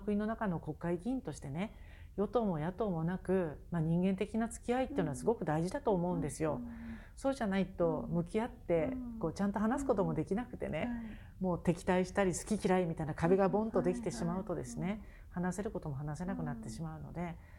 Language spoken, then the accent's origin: Japanese; Hokkaido, Japan; 私の地元北海道で